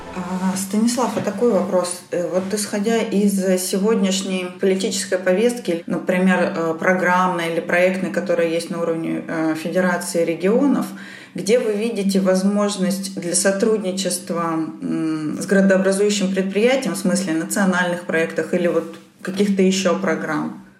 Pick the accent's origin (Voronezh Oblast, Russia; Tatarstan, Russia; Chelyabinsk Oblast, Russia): Chelyabinsk Oblast, Russia; Magnitogorsk; вот моя Челябинская область, родная, любимая, я из Магнитогорска